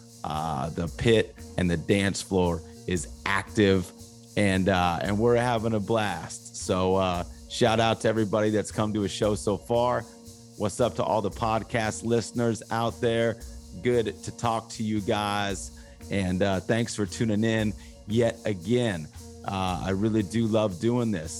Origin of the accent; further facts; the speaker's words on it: Los Angeles, California, United States; also born or lived in Huntington Beach, California; I grew up in East